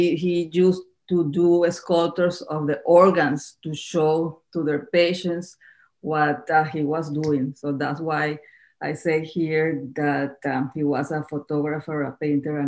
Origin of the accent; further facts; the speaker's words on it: Caracas, Capital District, Venezuela; moved away as an adult; also born or lived in Miami, United States; now in Key Biscayne, United States; Originally, I am from Caracas, Venezuela.